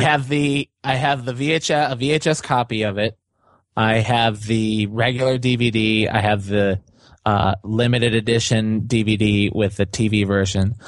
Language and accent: English; Chicago, Illinois, United States; growing up in Chicago